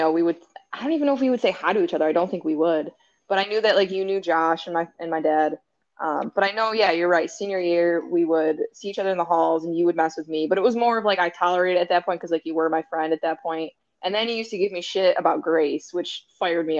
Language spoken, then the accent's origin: English; Buffalo, New York, United States; I'm from Buffalo